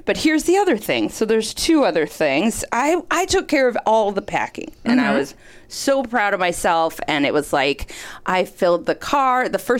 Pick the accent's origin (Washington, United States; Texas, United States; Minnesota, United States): Minnesota, United States; I grew up in Minnesota.